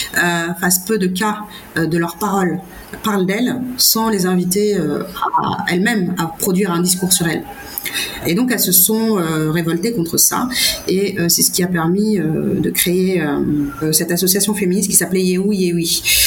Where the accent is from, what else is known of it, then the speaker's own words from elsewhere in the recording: Senegal; j'ai milité pour garder ma nationalité sénégalaise en disant je suis sénégalaise